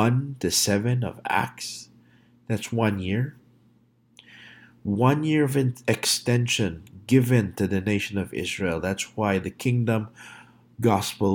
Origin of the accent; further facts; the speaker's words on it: Philippines; moved away; I grew up in the Philippines